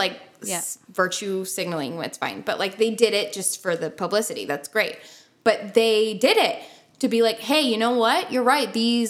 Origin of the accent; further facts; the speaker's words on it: Canada; we come back to Canada, where we live and are citizens